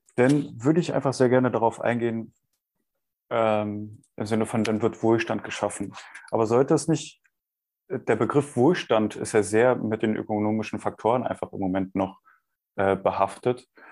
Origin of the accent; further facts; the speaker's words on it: Germany; bei uns in Deutschland